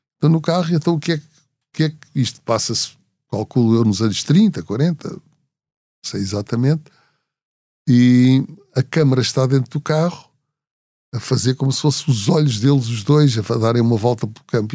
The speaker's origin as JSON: {"language": "Portuguese", "country": "Portugal", "said": "sou de Portugal"}